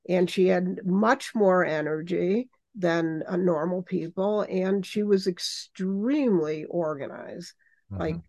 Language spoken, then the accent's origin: English; Chicago, Illinois, United States; I'm a Chicagoan born and bred